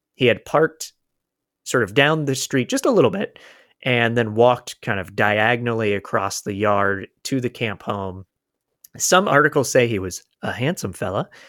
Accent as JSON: {"language": "English", "area": "Polk County", "region": "Florida", "country": "United States", "said": "I'm from Polk County, Florida"}